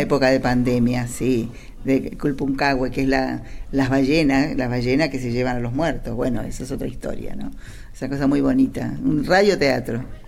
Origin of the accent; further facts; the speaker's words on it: Argentina; en esta tierra nuestra, del este, como decimos Argentina hoy